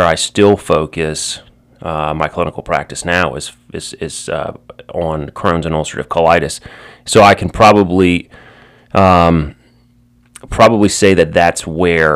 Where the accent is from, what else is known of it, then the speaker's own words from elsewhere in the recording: Baton Rouge, Louisiana, United States; also born or lived in New Orleans; I am from Baton Rouge, originally born and raised here